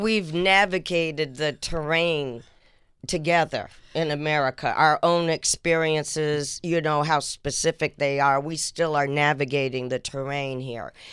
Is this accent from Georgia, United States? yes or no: yes; Atlanta, Georgia, United States; also born or lived in Boston, Massachusetts / Port Chester, New York; When we moved to Atlanta in 1968